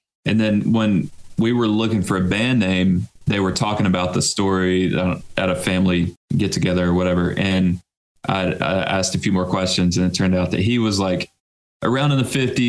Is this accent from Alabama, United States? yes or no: yes; Florence, Alabama, United States; I'm actually the only one that's from here and that lives here currently.